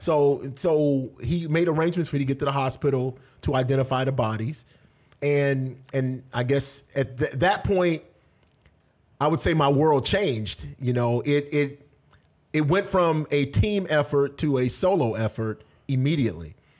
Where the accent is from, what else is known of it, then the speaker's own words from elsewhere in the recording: Tampa, Florida, United States; also born or lived in Washington; I was born in Tampa, Florida, so I'm originally from this area